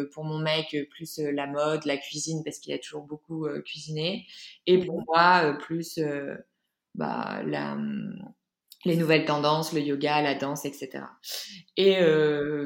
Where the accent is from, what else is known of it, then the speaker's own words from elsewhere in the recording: Lille, Hauts-de-France, France; moved away as an adult; also born or lived in Paris; de base je suis de Lille